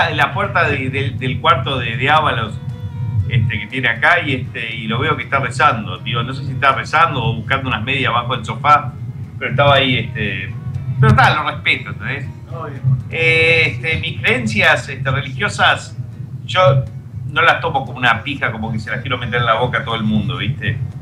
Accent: Argentina; now in Miami, United States; ustedes son argentinos, sí

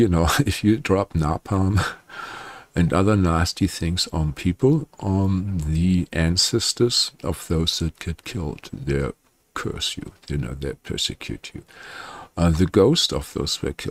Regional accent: Germany; I'm from Germany

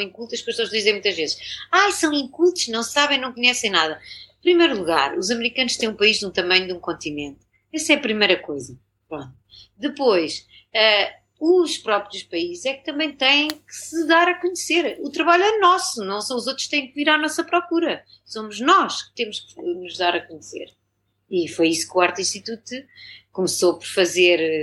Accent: Torres Vedras, Lisbon, Portugal; moved away as an adult; also born or lived in New York, United States; eu sou de Torres Vedras

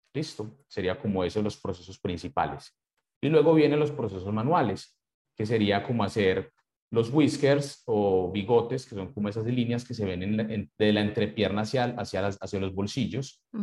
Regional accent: Colombia; como buen colombiano

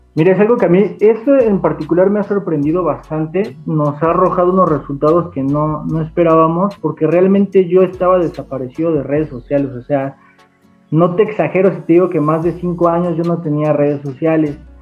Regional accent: Atotonilco el Alto, Jalisco, Mexico; se grabó en Atotonilco el Alto, yo soy de, de allá

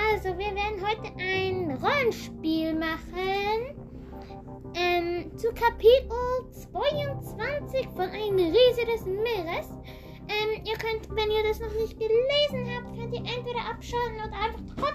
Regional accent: Thurgau, Switzerland; wir kommen aus der Schweiz, aus Thurgau

